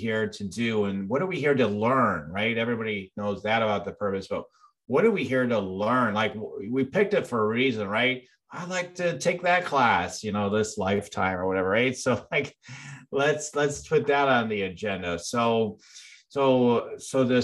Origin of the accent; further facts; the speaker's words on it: Illinois, United States; I'm actually from Illinois